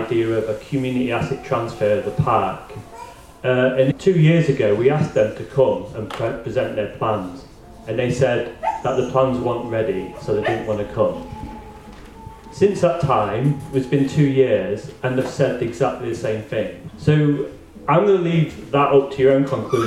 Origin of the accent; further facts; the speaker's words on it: Grimsby, Yorkshire and the Humber, United Kingdom; now in Aberdeen, United Kingdom; As you probably can recognise from my voice, I'm not from Aberdeen, I'm from Grimsby. And so Grimsby's a place where it's like transitioned, and it's transitioned from fishing to basically nothing. And so it's had a big impact on parts of the town which I grew up